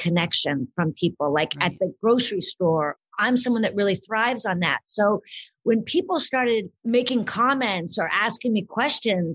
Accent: Southern California, United States; also born or lived in Boulder, Colorado; I grew up in Southern California, and my family was very involved in theater and the arts and acting

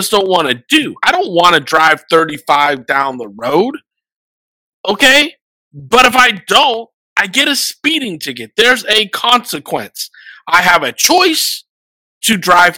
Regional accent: United States; also born or lived in Washington; I'm an American

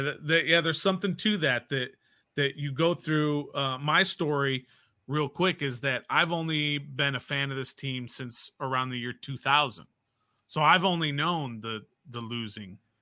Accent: Jacksonville, Florida, United States; I'm from Jacksonville

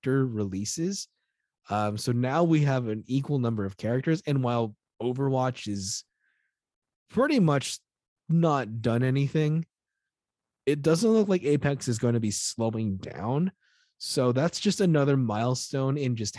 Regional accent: United States; I'm American

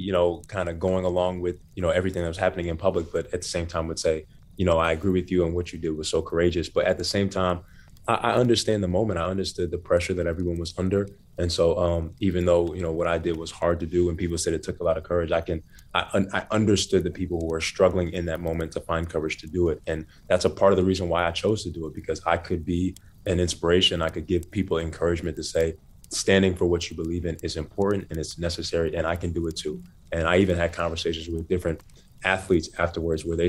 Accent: Naples, Florida, United States; also born or lived in Bronx, New York; my parents split up when I was 10, and I moved from Black Bronx, New York to white Naples, Florida

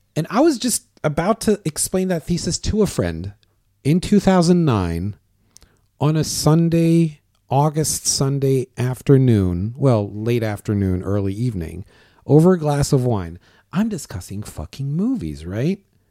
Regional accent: Syria; moved away as an adult; also born or lived in Germany; now in Canada; I was not born in Syria, but I lived in Syria as of seven years old

